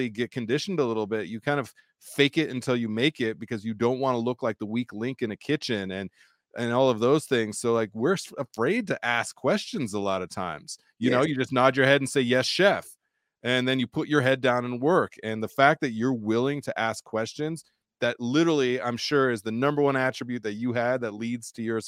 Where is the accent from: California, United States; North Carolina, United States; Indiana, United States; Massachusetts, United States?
California, United States; San Diego; now in Colorado, United States; growing up in San Diego